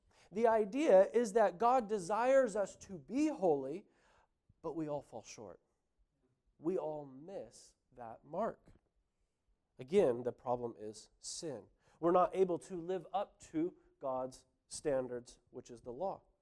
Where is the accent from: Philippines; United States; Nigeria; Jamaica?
United States; California; moved away as an adult; now in New Zealand; I grew up in California.